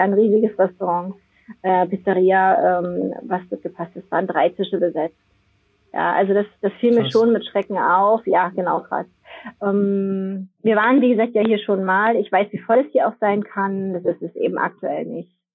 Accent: Germany; bei uns in Deutschland

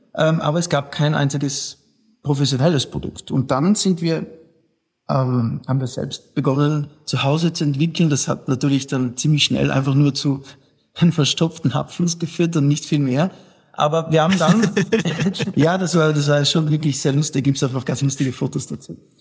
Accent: South Tyrol, Trentino-Alto Adige, Italy; als Südtiroler

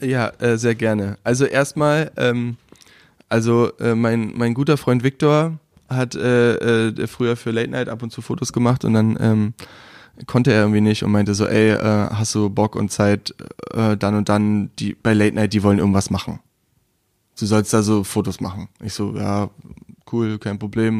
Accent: Brandenburg, Germany; also born or lived in Munich / Berlin; ich bin aus Brandenburg

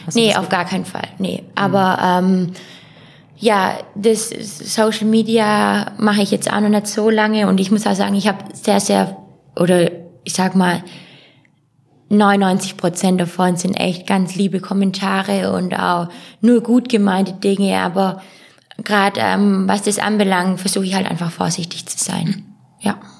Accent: Ulm, Baden-Württemberg, Germany; ich bezeichne auch Ulm als meine Heimat

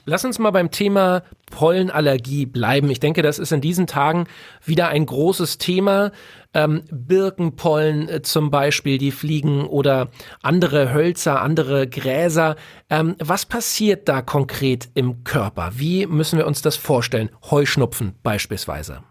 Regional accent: Berlin, Germany; Ich bin ein Junge aus der Großstadt geboren in Berlin.

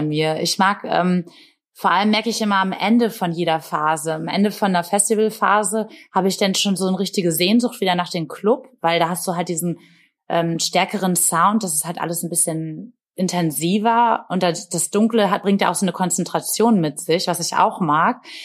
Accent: Bremen, Germany; in meiner Heimatstadt in Bremen

